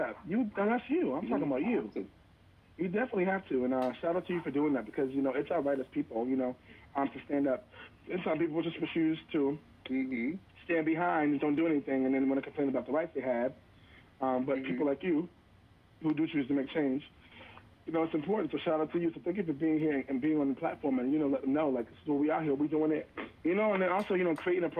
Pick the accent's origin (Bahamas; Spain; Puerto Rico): Puerto Rico; being Puerto Rican, I'm very proud of that.